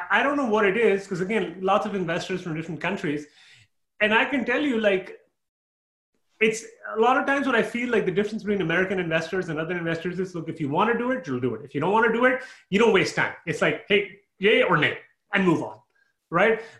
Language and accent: English; Canada; moved away as an adult; again, I moved from Canada, and I realized okay, my taxes are somewhat similar.